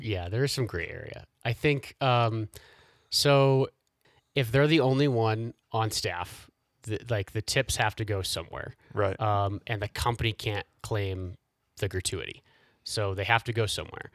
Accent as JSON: {"language": "English", "town": "Indianapolis", "region": "Indiana", "country": "United States", "tie": "born or raised there", "moved": "as an adult", "lives_now": "Colorado, United States", "said": "I grew up in Indianapolis"}